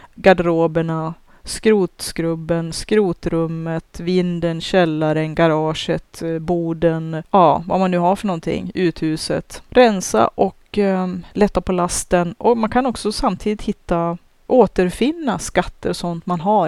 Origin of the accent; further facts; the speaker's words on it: Sweden; Jag är ju svensk jag också